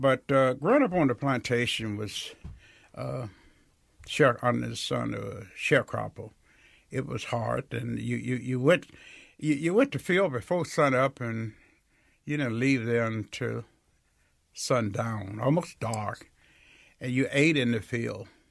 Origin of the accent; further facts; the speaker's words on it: Greenwood, Mississippi, United States; I was born in Rio outside of Greenwood, four miles south